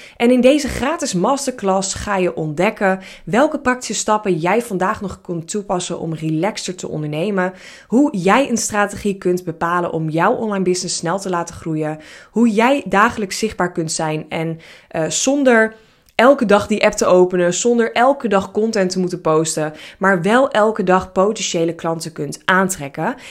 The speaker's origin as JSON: {"language": "Dutch", "town": "Hilversum", "region": "North Holland", "country": "Netherlands", "tie": "born or raised there", "said": "ik ben opgevoed en eh, eh, geboren in Hilversum"}